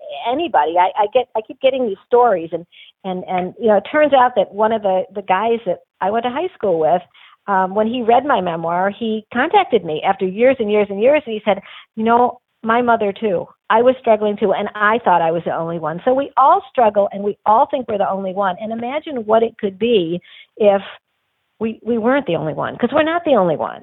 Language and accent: English; Detroit, Michigan, United States; I grew up in Detroit